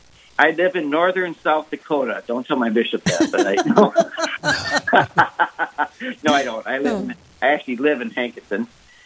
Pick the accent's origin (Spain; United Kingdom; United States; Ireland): Ireland; And I'm Irish.